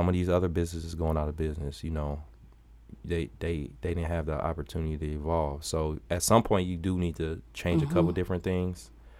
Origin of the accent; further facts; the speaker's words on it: Milwaukee, Wisconsin, United States; Man, so I'm born and raised in Milwaukee.